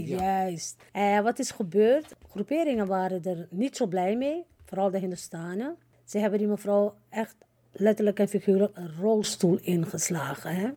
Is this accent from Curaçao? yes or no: no; Suriname; now in Netherlands; Kijk, ik woon al 53 jaar hier in Nederland. Maar ik ben een Surinamer. Ik blijf ook een Surinamer